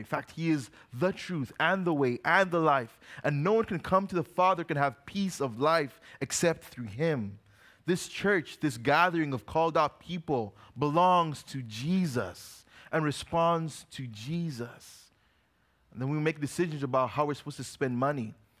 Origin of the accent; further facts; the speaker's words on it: Uganda; Now, when I was growing up, we grew up in Uganda. We come back to visit the States every 5 or so years.